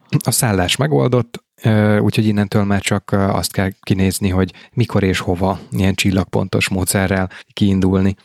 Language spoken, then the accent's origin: Hungarian; Balaton Uplands, Veszprém County, Hungary; moved away; otthon Balaton felvidéken